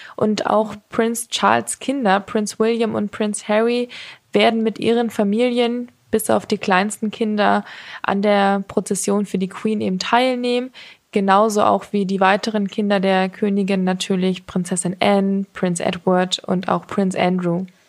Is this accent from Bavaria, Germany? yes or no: yes; Munich, Bavaria, Germany; als Münchnerin